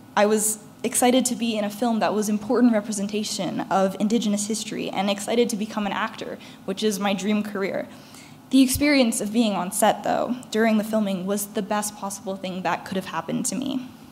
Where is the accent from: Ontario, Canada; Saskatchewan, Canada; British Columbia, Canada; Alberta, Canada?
Ontario, Canada; Toronto; I'm a 16 year old from Toronto.